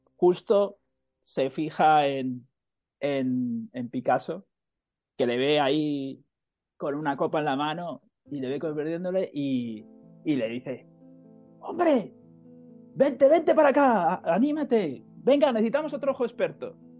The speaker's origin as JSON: {"language": "Spanish", "town": "Madrid", "region": "Community of Madrid", "country": "Spain", "moved": "yes", "lives_now": "London, United Kingdom", "said": "aquí viviendo en Londres, que soy de Madrid también"}